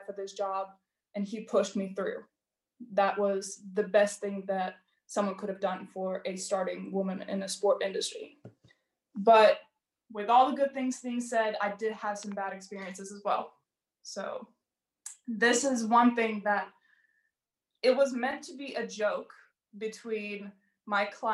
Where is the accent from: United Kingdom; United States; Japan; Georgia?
Georgia; moved away; I am from Georgia